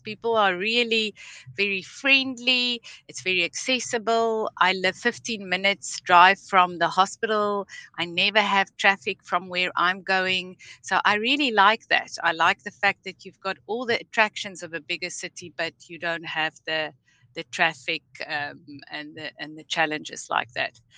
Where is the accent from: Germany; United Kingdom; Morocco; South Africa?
South Africa; moved away as an adult; now in Bakersfield, United States; I'm a registered nurse from South Africa. I moved to California um, last year on the 1st of April